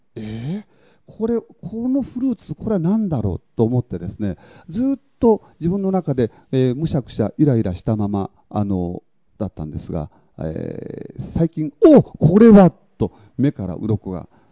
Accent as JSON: {"language": "Japanese", "area": "a hamlet on Tokunoshima", "region": "Kagoshima", "country": "Japan", "tie": "born or raised there", "said": "私の出身であります、阿言集落"}